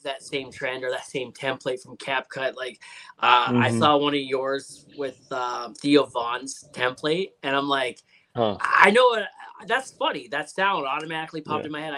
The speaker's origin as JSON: {"language": "English", "country": "Canada", "said": "I'm Canadian"}